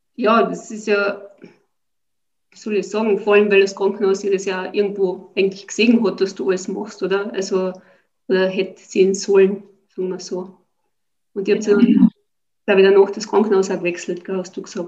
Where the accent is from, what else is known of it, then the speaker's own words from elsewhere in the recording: Austria; bei uns in Österreich